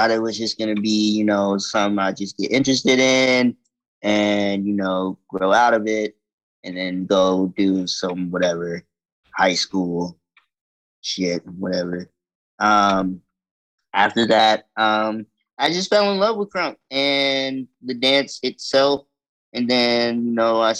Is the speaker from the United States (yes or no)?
yes; Clarksville, Tennessee, United States; moved away as an adult; also born or lived in Canada; now in California, United States; I moved to a wonderful town, very small town, in Clarksville, Tennessee. Then I lived there for about maybe 15 plus years, moved to Cali.